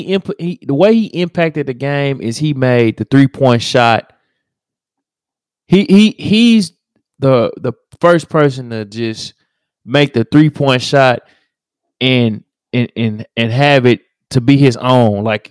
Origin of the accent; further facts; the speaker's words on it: Akron, Ohio, United States; I'm from Akron too.